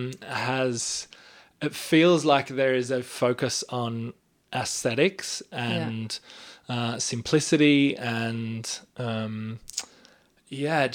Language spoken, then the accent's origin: English; Australia; I am an Australian spoken word artist